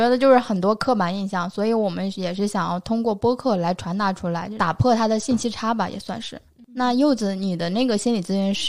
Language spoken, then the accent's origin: Chinese; Inner Mongolia, China; 那我还是内蒙人呢，我每次就介绍我是内蒙人。